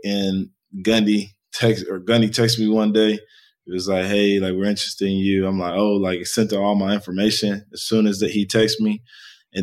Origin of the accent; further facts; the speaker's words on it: Texas, United States; I grew up in Texas